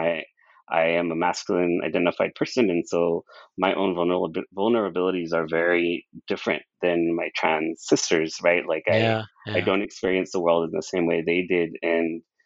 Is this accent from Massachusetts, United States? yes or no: no; Brawley, California, United States; I was from Brawley, the town that I grew up